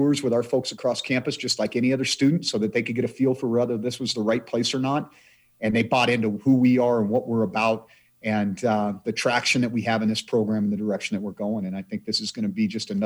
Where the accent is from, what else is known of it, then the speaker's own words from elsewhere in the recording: Idaho, United States; now in Montana, United States; my home state of the state of Idaho